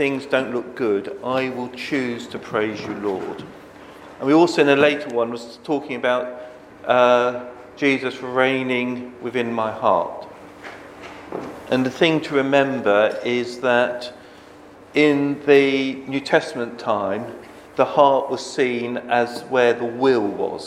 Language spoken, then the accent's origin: English; Bedford, East of England, United Kingdom; I grew up in Bedford, which is, I suppose, home counties in the south